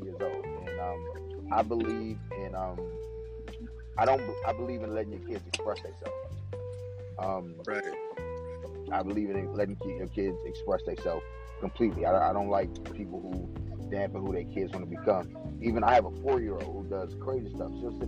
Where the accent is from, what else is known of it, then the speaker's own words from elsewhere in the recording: Washington, District of Columbia, United States; now in Cumberland, United States; I'm out here in Cumberland, Maryland, dude, and I'm from Washington, D.C.